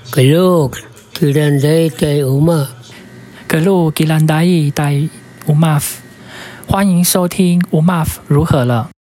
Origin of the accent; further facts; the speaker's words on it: Sandimen, Pingtung County, Taiwan; moved away as an adult; also born or lived in Taipei; 我们是从屏东来的，屏东的山地门